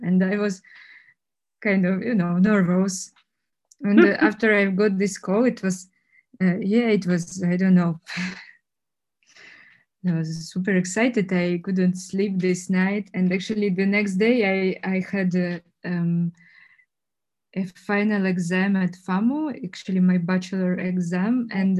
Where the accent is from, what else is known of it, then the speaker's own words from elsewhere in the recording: Czechia; English is a second language; And, you know, what, where are you from? Czech Republic, where is it?